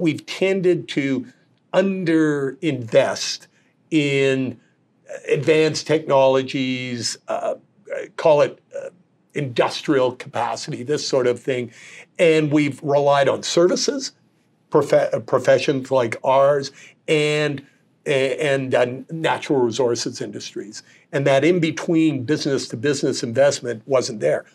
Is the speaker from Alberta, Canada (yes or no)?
yes; Calgary, Alberta, Canada; moved away; I was born and raised in Calgary